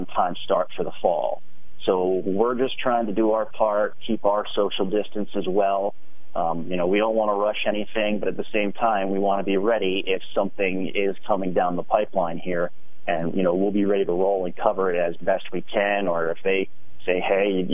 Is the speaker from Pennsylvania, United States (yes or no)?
yes; Harrisburg, Pennsylvania, United States; also born or lived in Altoona, Pennsylvania / York, Pennsylvania; I'm a Pennsylvania kid, born and bred. I grew up in Harrisburg